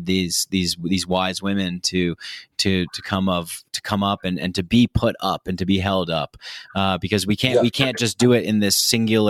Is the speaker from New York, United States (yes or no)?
yes; Nyack, New York, United States; moved away; I definitely grew up in this kind of macho, toxic masculinity container in New York, where I'm from